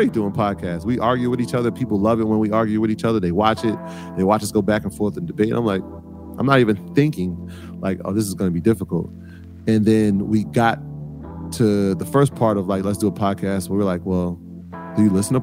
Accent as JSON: {"language": "English", "town": "New York City", "region": "New York", "country": "United States", "tie": "born or raised there", "said": "I was born in the South Bronx in the early 80s. My parents are Jamaican, and so I'm first generation American"}